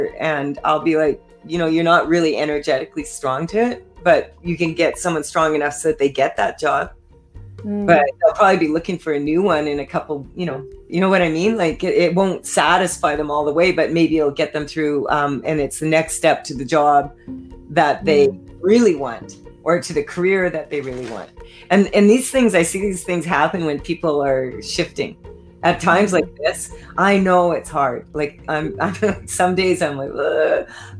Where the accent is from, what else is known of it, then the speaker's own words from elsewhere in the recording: Saskatchewan, Canada; I was doing a lot of speaking engagements out here, and I was from Saskatchewan.